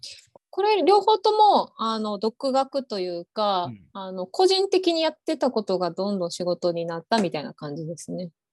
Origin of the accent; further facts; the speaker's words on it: Okinawa, Japan; moved away as an adult; also born or lived in Kansai / Osaka / Hiroshima; now in Tokyo, Japan; 高校卒業して1年間だけ関西の方に住んでたこともあって、まあ、全くあの沖縄から出たことがないわけではなかった